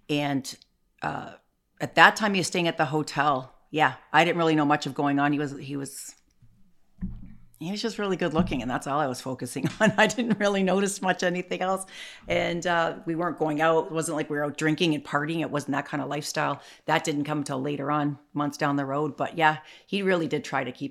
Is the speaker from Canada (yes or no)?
yes; Canada; also born or lived in Chicago; I'm a Canadian